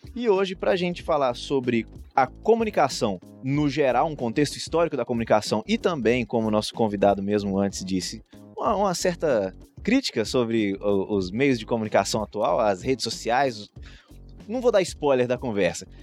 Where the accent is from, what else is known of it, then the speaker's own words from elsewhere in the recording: Governador Valadares, Minas Gerais, Brazil; eu que sou aqui de Valadares